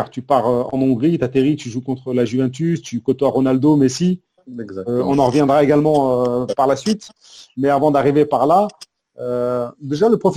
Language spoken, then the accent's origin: French; Ghazaouet, Tlemcen Province, Algeria; Razaouet, oui.